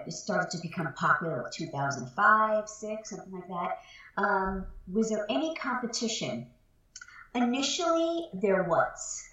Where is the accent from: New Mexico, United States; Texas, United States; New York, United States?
New York, United States; moved away; I am from New York originally